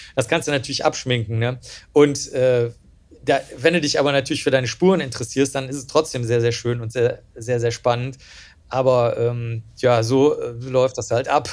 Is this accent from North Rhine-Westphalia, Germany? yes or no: yes; Cologne, North Rhine-Westphalia, Germany; also born or lived in Rosenheim; ich bin ja letztlich in der Großstadt dann aufgewachsen in Köln